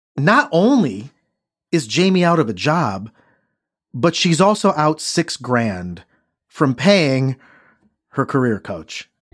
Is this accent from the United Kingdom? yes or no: no; Midwest, United States; I'm from the Midwest